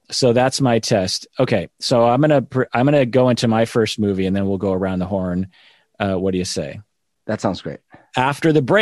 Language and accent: English; United States; even though I'm Japanese American, I feel like they are of my people